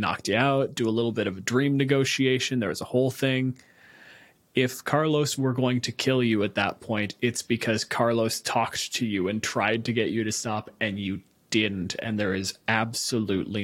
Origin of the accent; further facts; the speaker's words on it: Canada; I'm a physicist from Canada